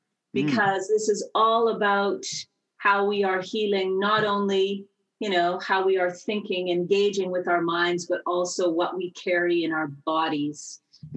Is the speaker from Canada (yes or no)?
yes; Saskatoon, Saskatchewan, Canada; moved away as an adult; also born or lived in Fresno, California; I grew up in Saskatoon, Saskatchewan, Canada, in a tight-knit Mennonite community.